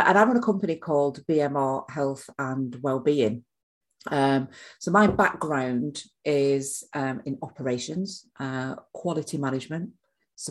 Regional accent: Manchester, North West England, United Kingdom; now in South of England, United Kingdom; I'm from Manchester, so I should be used to the rain

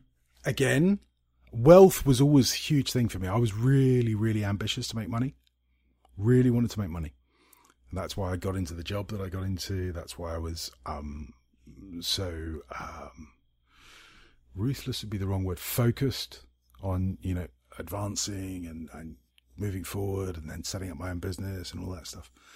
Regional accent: Scotland, United Kingdom; I'm a Scot

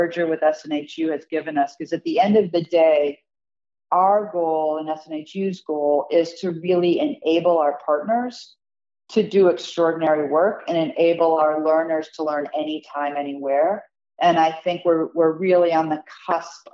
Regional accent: Michigan, United States; I'm originally from Michigan

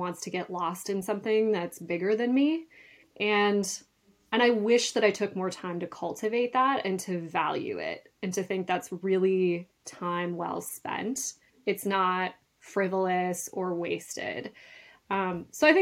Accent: north of Duluth, northern Minnesota, United States; I actually grew up in northern Minnesota, just north of Duluth on the shores of Lake Superior

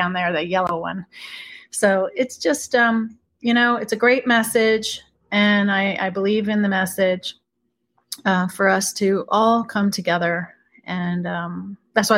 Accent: Beirut, Beirut Governorate, Lebanon; moved away; I'm originally from Beirut, Lebanon. So I have the bilingual Arabic English that comes

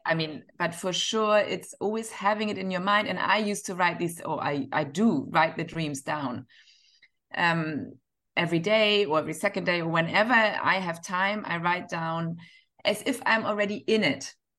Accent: Northern Germany, Germany; now in Dubai, United Arab Emirates; I'm from Northern Germany

